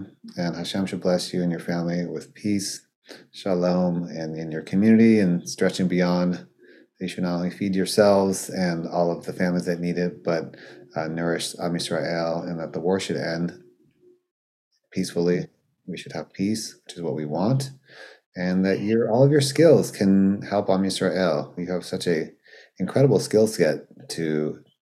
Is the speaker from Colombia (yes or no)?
no; South Africa; I'm from South Africa